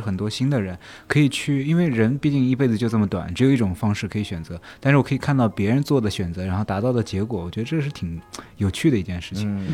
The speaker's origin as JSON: {"language": "Chinese", "country": "China", "also_born_or_lived": "Argentina", "moved": "as an adult", "said": "作为一个中国人"}